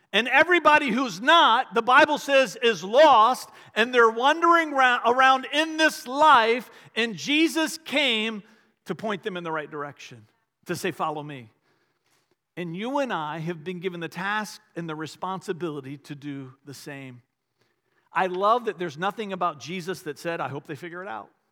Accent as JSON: {"language": "English", "town": "Richmond", "region": "Virginia", "country": "United States", "tie": "born or raised there", "said": "I grew up outside of Richmond"}